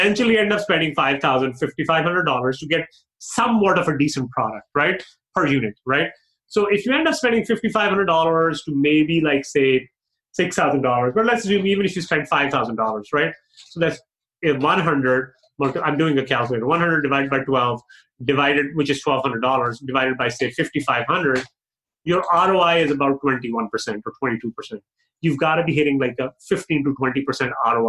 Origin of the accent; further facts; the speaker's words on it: Pakistan; moved away; I grew up in Pakistan